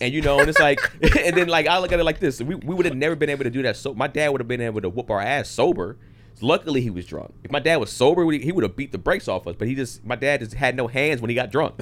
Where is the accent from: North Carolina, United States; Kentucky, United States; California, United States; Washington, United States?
California, United States; San Fernando Valley; I grew up in the valley